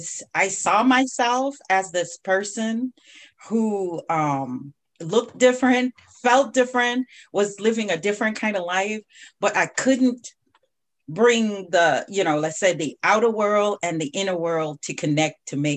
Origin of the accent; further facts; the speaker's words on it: Jamaica; now in United States; I came from Jamaica and then I was here and I started experiencing a whole nother life.